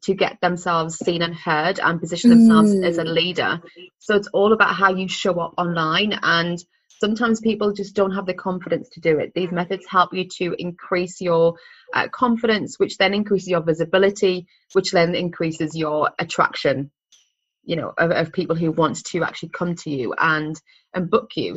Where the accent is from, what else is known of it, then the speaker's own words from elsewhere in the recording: Sunderland, North East England, United Kingdom; moved away as an adult; also born or lived in London; I am 100% born and bred in Sunderland. What we call a Mackem.